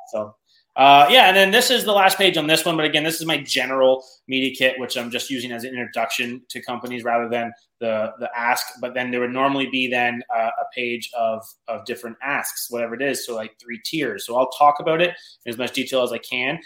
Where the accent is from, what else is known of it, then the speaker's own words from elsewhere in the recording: Canada; I'm from Canada